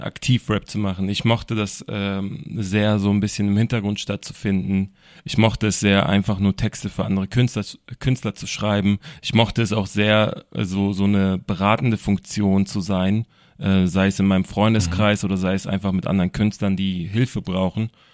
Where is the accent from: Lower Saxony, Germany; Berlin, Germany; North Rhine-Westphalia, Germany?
Berlin, Germany; ich komme aus Berlin